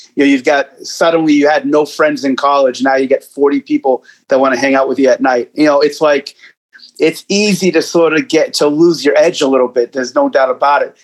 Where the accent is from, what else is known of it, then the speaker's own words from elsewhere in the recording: Boston, Massachusetts, United States; I grew up in Boston, state of Massachusetts